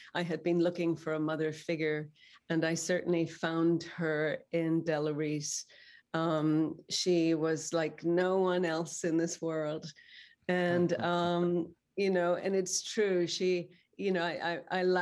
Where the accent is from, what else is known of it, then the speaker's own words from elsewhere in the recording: Northern Ireland, United Kingdom; I grew up in Northern Ireland